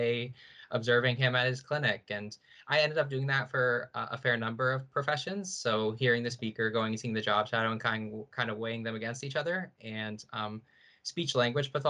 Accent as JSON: {"language": "English", "town": "St. Catharines", "region": "Ontario", "country": "Canada", "tie": "born or raised there", "said": "I'm from Niagara, so I've kind of always been around Brock growing up"}